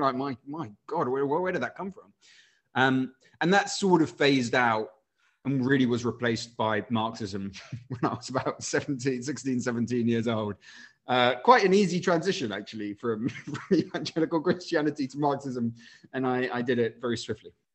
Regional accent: Winchester, South East England, United Kingdom; moved away as an adult; also born or lived in Chile; now in London, United Kingdom; I spent a bunch of time growing up in Winchester um, and also Chile, where my dad was sent for work.

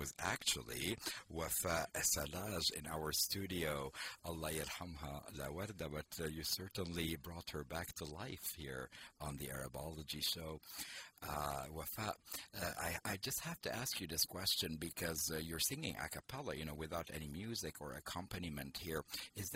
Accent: Jordan; also born or lived in Lebanon; now in United States; my childhood in Lebanon to growing up in Jordan and coming to the United States

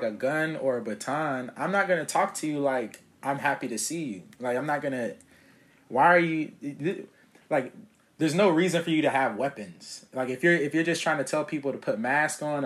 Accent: Atlanta, Georgia, United States; moved away; growing up in Atlanta

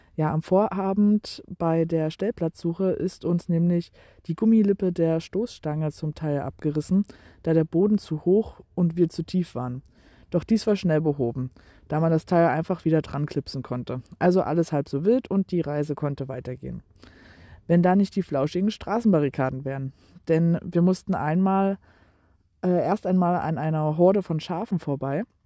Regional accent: Germany; uns zwei Deutsche

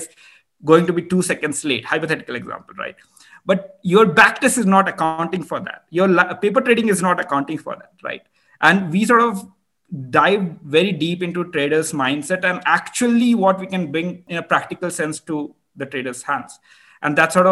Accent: India; I'm Indian

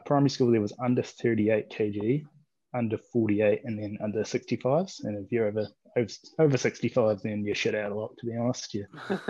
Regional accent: New Zealand; I'm actually a Kiwi, lived here my whole life, 23 now

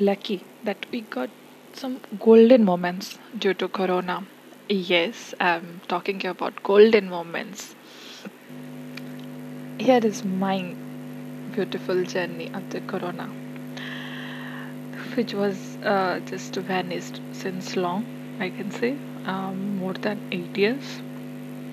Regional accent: India; As an Indian, we are highly inclined towards our culture

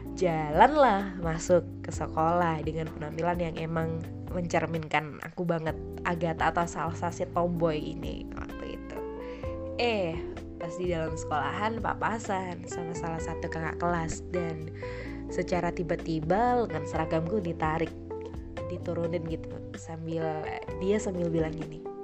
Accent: Pasuruan, East Java, Indonesia; di lingkungan rumahku emang anak SMP atau sampai SMA tuh ya wajib berkerudung gitu, berkerudung gitu guys karena ya pasuruan kota santri

